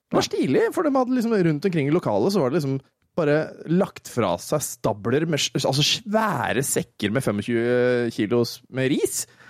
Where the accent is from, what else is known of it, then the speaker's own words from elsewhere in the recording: Våler, Østfold, Norway; Jeg kommer jo fra Våler